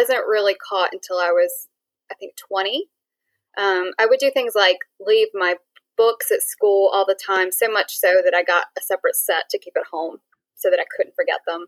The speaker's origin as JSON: {"language": "English", "town": "Raleigh", "region": "North Carolina", "country": "United States", "tie": "born or raised there", "said": "I grew up and stayed in the Raleigh, North Carolina area."}